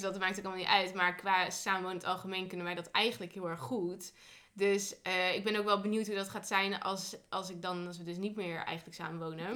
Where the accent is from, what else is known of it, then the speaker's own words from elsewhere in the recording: northern Netherlands, Netherlands; naar het noorden, hè, naar waar ik vandaan kom.